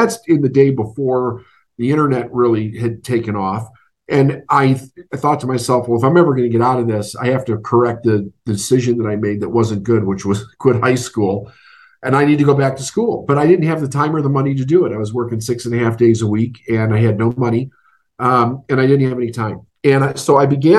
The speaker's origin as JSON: {"language": "English", "town": "Chicago", "region": "Illinois", "country": "United States", "tie": "born or raised there", "said": "I'm from Chicago. Growing up was very interesting."}